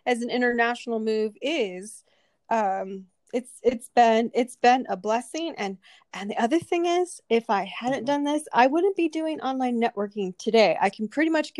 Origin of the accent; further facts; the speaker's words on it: United States; moved away as an adult; also born or lived in Southern California; now in Singapore; I am an American that lives in Singapore